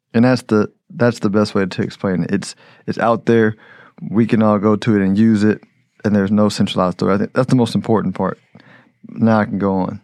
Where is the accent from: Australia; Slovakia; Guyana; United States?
United States; I'm American